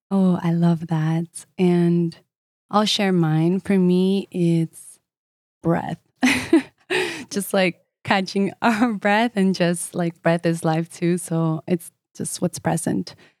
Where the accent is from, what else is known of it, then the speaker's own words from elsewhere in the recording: United States; I'm Colombian as well, eh, although I grew up in the States